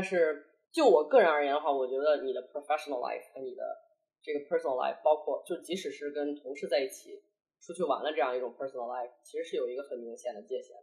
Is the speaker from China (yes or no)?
yes; China; moved away as an adult; now in Hong Kong, China; 这个土生土长的中国人，这一点从来没有改变过